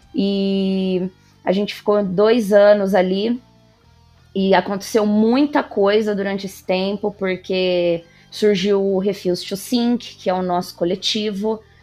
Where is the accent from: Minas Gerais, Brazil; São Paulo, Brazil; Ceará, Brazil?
São Paulo, Brazil; Marília; moved away as an adult; now in Bauru, Brazil; Eu sou de Marília, é aqui interior de São Paulo. Atualmente eu moro em Bauru